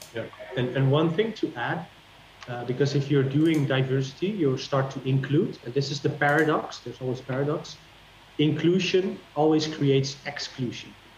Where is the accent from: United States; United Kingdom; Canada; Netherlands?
Netherlands; I'm from the Netherlands